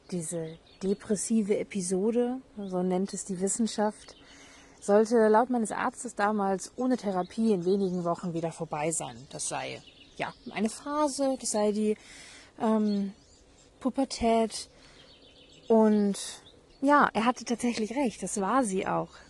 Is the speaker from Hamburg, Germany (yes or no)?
yes; Hamburg, Germany; Ich bin Halbirin, ich bin in Hamburg aufgewachsen. Ich kenne Regen, dachte ich. Ich bin ein norddeutsches Mädchen.